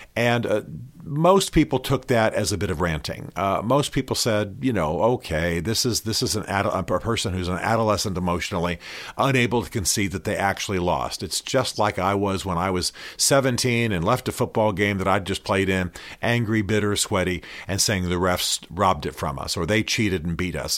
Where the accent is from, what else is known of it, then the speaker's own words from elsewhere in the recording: Albany, Georgia, United States; I'm from, you know, I was born in Albany, Georgia